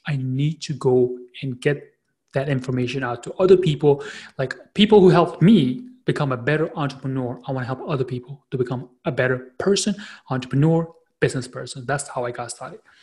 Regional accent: New York City, New York, United States; I am from Queens, New York, based out of a you know wonderful city called the New York City

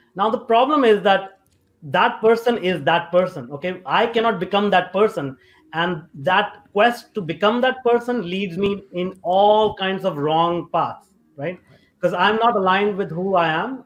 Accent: India; moved away as an adult; also born or lived in North America; I grew up in India

